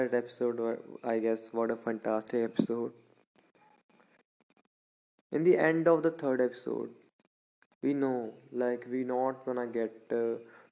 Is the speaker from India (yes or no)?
yes; Punjab, India; I'm from Punjab.